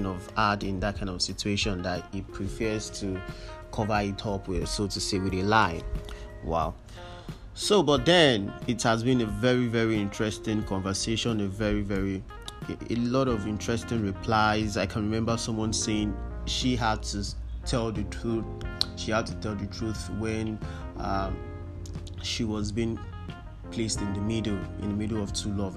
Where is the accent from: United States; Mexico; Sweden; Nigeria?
Nigeria; We are in Nigeria. We were born here. We were raised here.